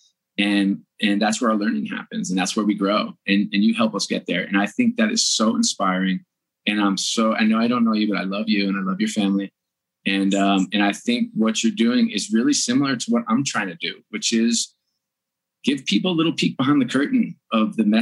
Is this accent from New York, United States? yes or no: yes; New York, United States; moved away; I grew up on the East Coast in New York and grew up in an Irish Catholic family